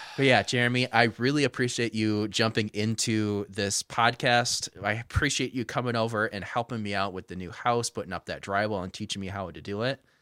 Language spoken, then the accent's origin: English; hometown near Frankenmuth, Michigan, United States; Frankenmuth, which is right between my shop and my hometown, or my old shop in the hometown.